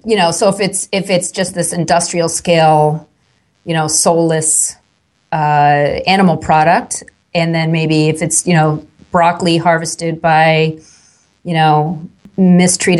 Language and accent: English; Long Island, New York, United States; I grew up on Long Island, which is outside of New York City, about an hour and a half way on the eastern end of Long Island, New York.